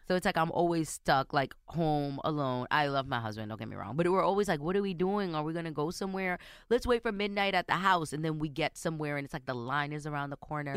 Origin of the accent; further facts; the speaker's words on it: New York City, New York, United States; My parents are Dominican. I was born and raised in New York City